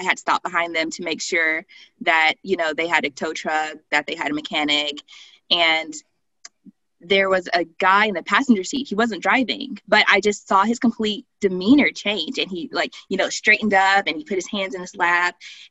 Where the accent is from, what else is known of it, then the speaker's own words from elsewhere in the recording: the South, United States; Well, I definitely growing up in the South, I have a large understanding of policing and institutional racism.